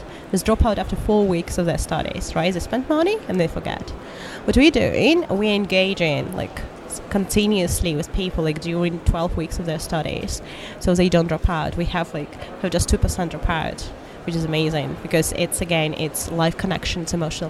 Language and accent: English; Moscow, Russia; born there; English is a second language; Moscow, Warsaw. Yeah, it's all a mix. I would say born in Moscow, but still citizen of the world.